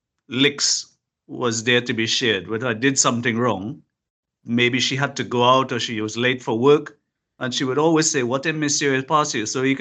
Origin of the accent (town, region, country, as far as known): Trinidad & Tobago; moved away